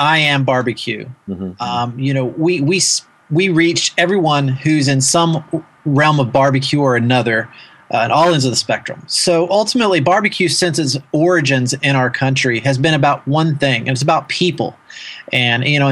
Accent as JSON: {"language": "English", "region": "Kentucky", "country": "United States", "tie": "born or raised there", "moved": "yes", "said": "having grown up in a barbecue area, I'm from Kentucky originally"}